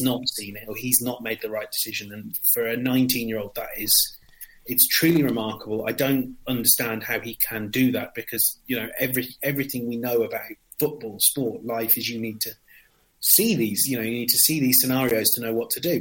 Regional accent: England, United Kingdom; being English

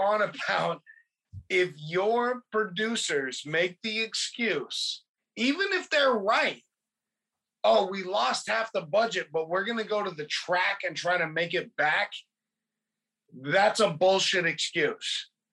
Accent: California, United States; growing up in California

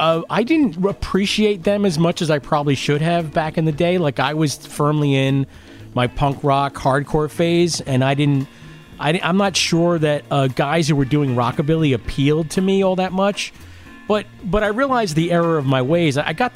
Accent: Lindenhurst, New York, United States; I was from Lindenhurst.

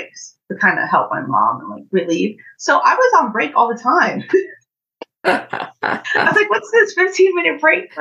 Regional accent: Orange, New Jersey, United States; I grew up in Orange, New Jersey. I spent most of my childhood there

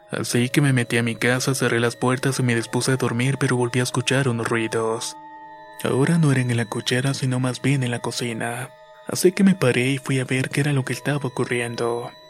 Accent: Carabobo, Venezuela; soy de Carabobo, Venezuela. En la época colonial, este estado fue la capital

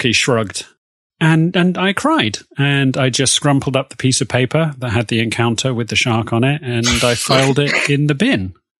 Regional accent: Oxford, South East England, United Kingdom; I am not from America. I was born in Oxford

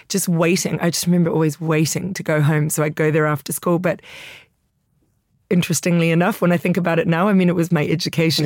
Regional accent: Italy; also born or lived in New York; now in London, United Kingdom; growing up in Italy.

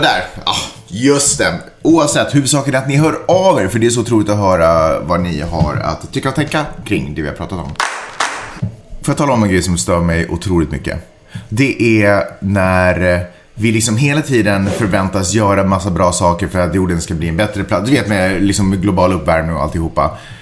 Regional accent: Finland; accent: Finland-Swedish; now in Sweden; jag, som ändå är första generationens invandrare i Sverige

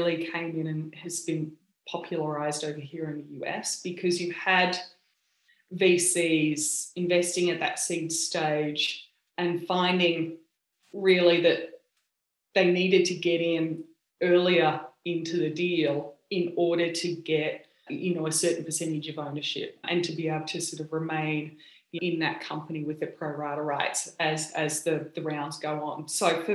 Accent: Australia; accent: Aussie; moved away as an adult; also born or lived in United States; now in California, United States; I sound obviously very Aussie

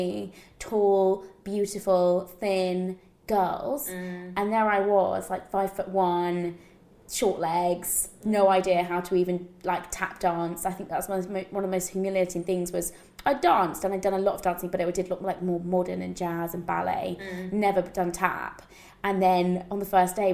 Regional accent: United Kingdom; I grew up just outside of London

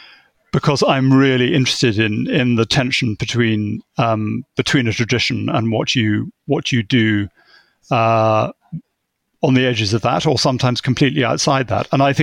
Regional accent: England, United Kingdom; But being English, I think is a good start in the gardening world, or being British anyway.

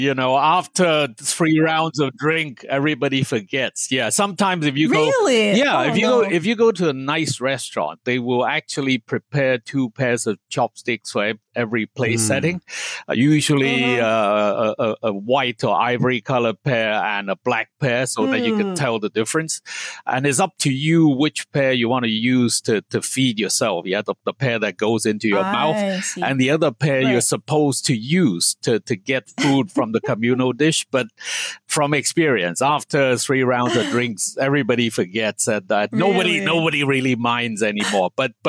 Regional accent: Hong Kong; Actually, Bebe, to your point, I grew up in Hong Kong.

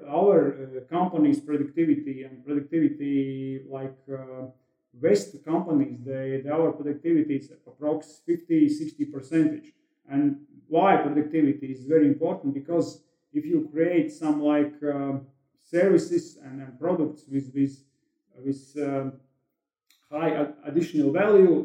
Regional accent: Latvia; English is a second language

